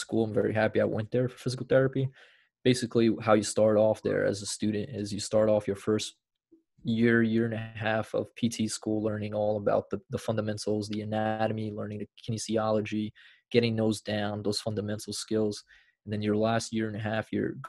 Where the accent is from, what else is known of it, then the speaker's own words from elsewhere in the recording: Brazil; now in United States; I'm originally from Brazil originally.